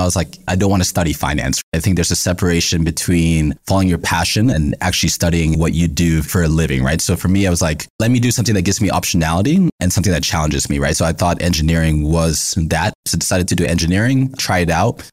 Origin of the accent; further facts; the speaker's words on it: United States; being born and raised in America